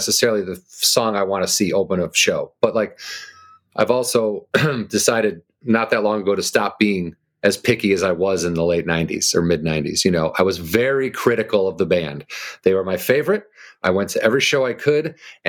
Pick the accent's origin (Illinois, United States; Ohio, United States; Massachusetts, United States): Illinois, United States; outside of Chicago; Outside of Chicago